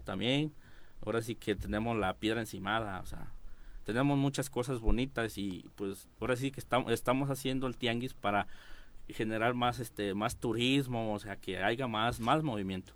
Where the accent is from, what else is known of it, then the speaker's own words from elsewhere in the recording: Chinameca, Morelos, Mexico; en mi pueblo que es Chinameca